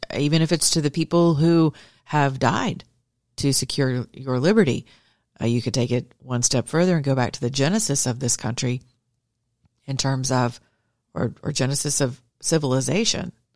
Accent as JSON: {"language": "English", "region": "Georgia", "country": "United States", "said": "I'm from Georgia."}